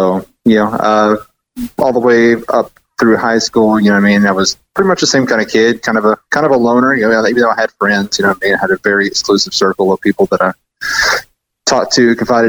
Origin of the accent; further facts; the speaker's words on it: Dardanelle, Arkansas, United States; born there; also born or lived in Appleton, Arkansas; I was born in Dardanelle, Arkansas.